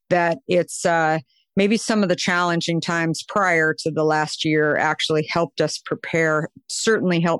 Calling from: California, United States; I am in Marin County, just over the San Francisco Golden Gate Bridge.

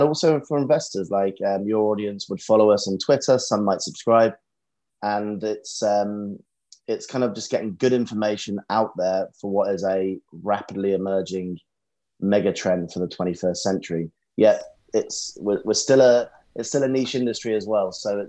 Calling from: London, United Kingdom; Central London at the moment today

